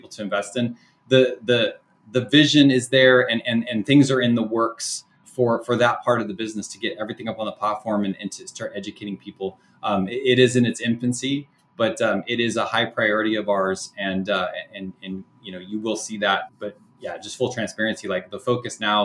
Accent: Sacramento, California, United States; my local team here, I'm from Sacramento, Sacramento Kings

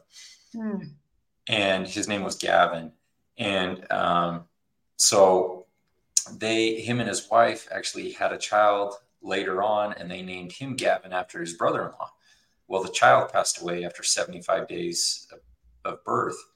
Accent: Utah, United States; I'm from Utah.

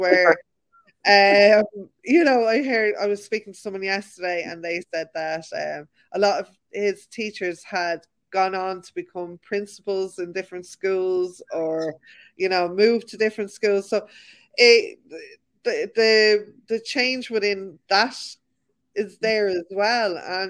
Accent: Ireland; I think we do have that as Irish people, where, you know, we know we need to learn our boundaries.

